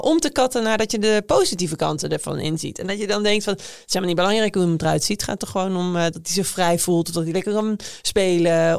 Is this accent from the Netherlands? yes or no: yes; Emmeloord, Flevoland, Netherlands; ik kom dus uit Emmeloord. Dat is een klein dorp ergens in de Flevopolder